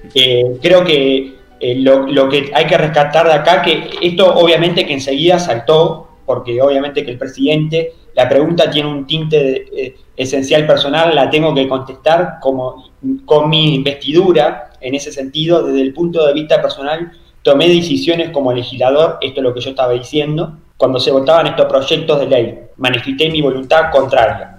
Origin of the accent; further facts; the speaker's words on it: Paysandú, Uruguay; yo soy de Paysandú